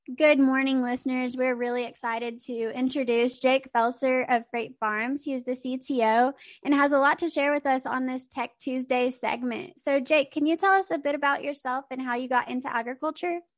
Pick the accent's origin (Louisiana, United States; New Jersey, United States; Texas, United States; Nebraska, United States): Texas, United States; Texas is doing some good for landowners and that my home state is having a win